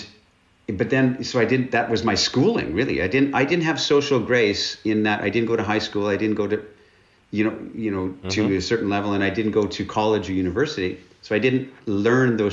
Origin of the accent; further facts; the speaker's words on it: northern British Columbia, Canada; moved away as an adult; now in Romania; I'm Canadian, and I grew up in the north, in northern British Columbia, in Canada, basically in the wilderness